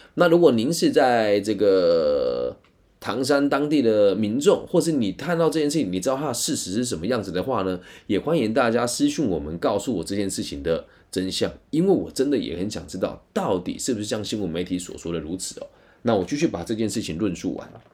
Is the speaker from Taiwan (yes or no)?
yes; Taiwan; 我自己是台湾人